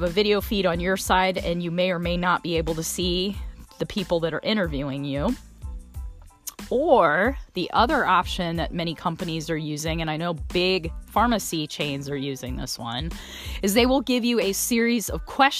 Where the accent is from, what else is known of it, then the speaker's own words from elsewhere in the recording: South Bend, Indiana, United States; now in Indianapolis, United States; South Bend, my hometown.